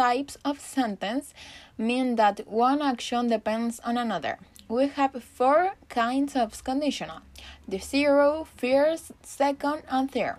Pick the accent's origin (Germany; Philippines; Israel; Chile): Chile; English is a second language; I'm from Chile and I am studying English